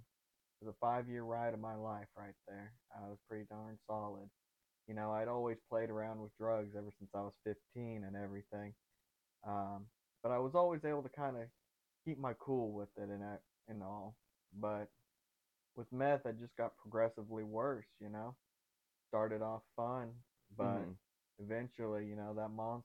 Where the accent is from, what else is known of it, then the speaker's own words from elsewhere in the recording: Brenham, Texas, United States; also born or lived in Bryan College Station, Texas / San Antonio, Texas / Austin, Texas; now in Dallas, United States; I grew up in Brenham, Texas, and then I moved to Bryan College Station